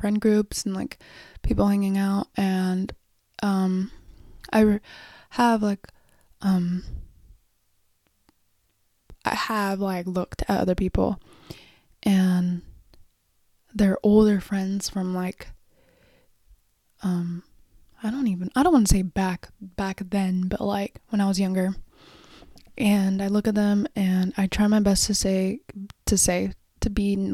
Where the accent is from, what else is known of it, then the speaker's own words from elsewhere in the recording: Oxnard, California, United States; moved away; Originally, I'm from Oxnard, like Ventura, Beachy